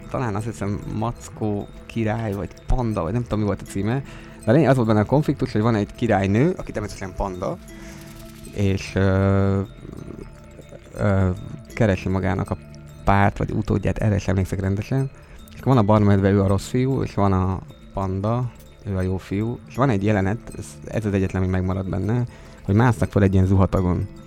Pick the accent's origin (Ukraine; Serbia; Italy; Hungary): Italy; first language Italian; Hungarian is a second language; Van egy kis akcentusom, ugye, de hát ez ilyen. Ez belefér. Igen, viszont cserébe mennyire jó, hogyha esetleg lenne olasz gyerek, akkor anyanyelvi szintű tanár tudná tanítani, vagy pedagógus.